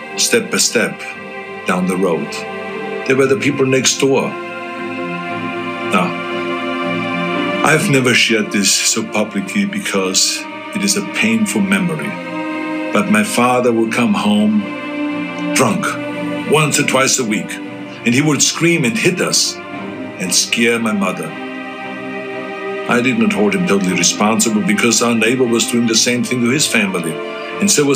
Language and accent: English; Austria; moved away as an adult; now in United States; I grew up in Austria